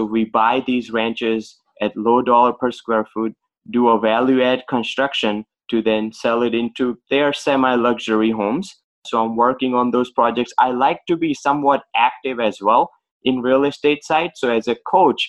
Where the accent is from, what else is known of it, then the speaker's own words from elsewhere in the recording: India; now in Boston, United States; I was born and raised in India